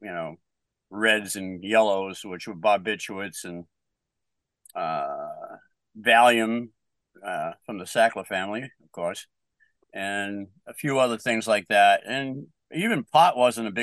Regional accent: Bedford, Massachusetts, United States; now in Middleborough, United States; I grew up in Bedford

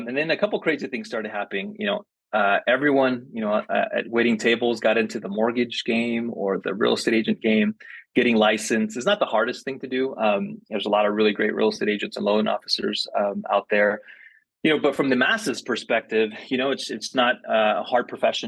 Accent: Los Angeles, California, United States; I grew up in South Central LA, you know, immigrant parents.

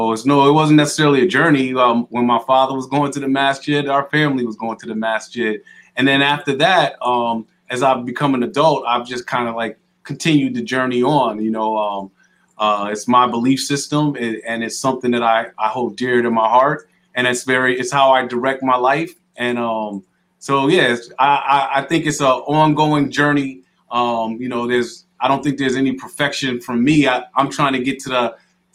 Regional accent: White Plains, New York, United States; also born or lived in Connecticut / Mississippi / Atlanta; now in Hartford, United States; I grew up in White Plains, New York, and then I moved to Connecticut, went to high school at Hall High School.

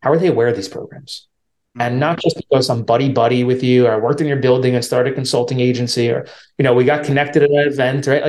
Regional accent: New York, United States; I'm from New York, so it's a big city

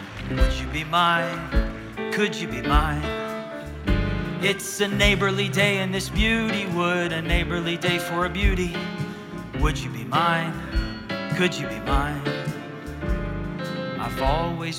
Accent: Tulsa, Oklahoma, United States; I'm from Tulsa, Oklahoma

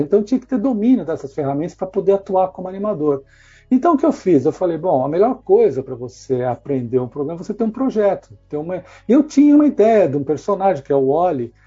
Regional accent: Brazil; moved away as an adult; now in England, United Kingdom; nós brasileiros somos muito rápidos

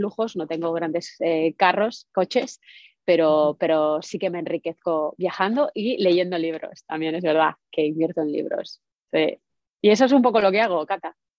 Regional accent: Spain; now in United States; yo estoy en Estados Unidos, como decías, pero soy española

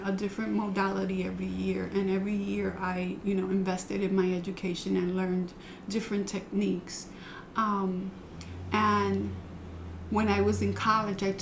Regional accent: New York City, New York, United States; moved away as an adult; also born or lived in Ohio; now in Bushkill, United States; I was born in Ohio, but I was raised in the Bronx

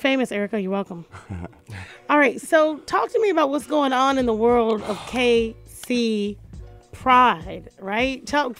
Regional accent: Jacksonville, Florida, United States; I'm from Florida.

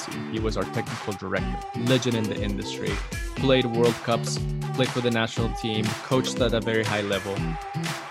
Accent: Medellin, Antioquia, Colombia; now in United States; I was born and raised in Colombia, Medellin, Colombia, beautiful country

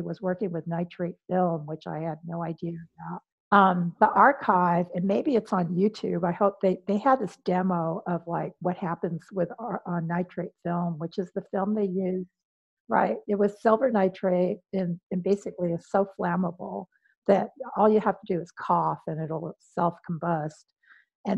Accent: Los Angeles, California, United States; also born or lived in New Jersey; I'm from Wilmington, which is about 30 minutes away from

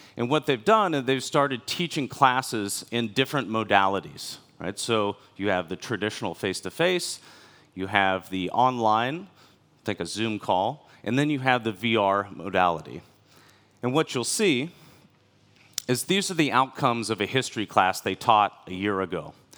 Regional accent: United States; moved away as an adult; also born or lived in China; I'm from America, the last fifteen years of my professional life were in different cities in China.

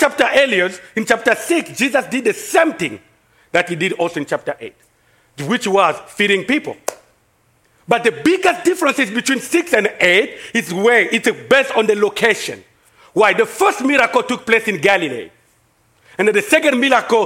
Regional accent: DR Congo; accent: French; English is a second language; now in United States; I'm from Congo, in Africa, in the middle of Africa, this is where I came from.

